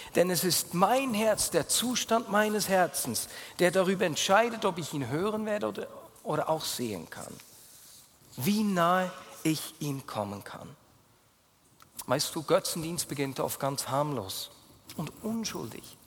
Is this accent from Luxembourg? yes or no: no; Bern, Switzerland; accent: Bernese German; first language Bernese German; Berndeutsch ist meine Muttersprache